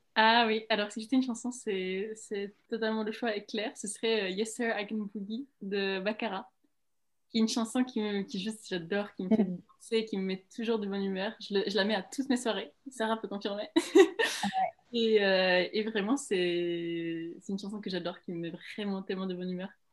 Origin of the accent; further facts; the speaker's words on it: Prague, Czechia; now in France; je viens de Prague